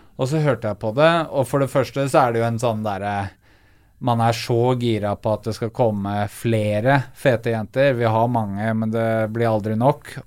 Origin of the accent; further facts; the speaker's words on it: Eastern Norway, Norway; for meg som østlending